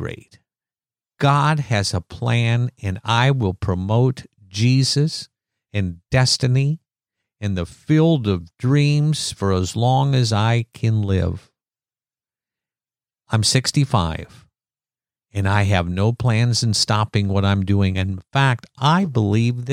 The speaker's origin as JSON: {"language": "English", "region": "Iowa", "country": "United States", "said": "I'm from Iowa"}